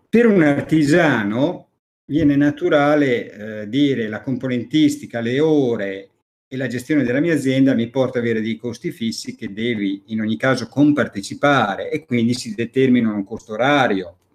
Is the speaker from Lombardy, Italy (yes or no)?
no; Emilia-Romagna, Italy; sono romagnolo, puro sangue, sono romagnolo puro sangue.